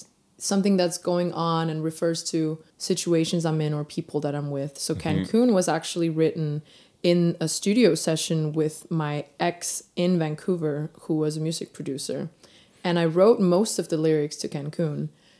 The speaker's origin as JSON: {"language": "English", "country": "Denmark", "tie": "born or raised there", "said": "as like a young Asian girl growing up in Denmark."}